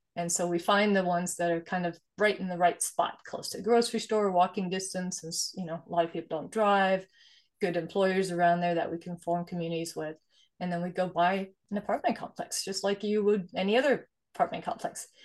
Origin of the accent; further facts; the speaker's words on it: Sweden; moved away; I was born and raised in Sweden, actually, so I'm immigrant from Sweden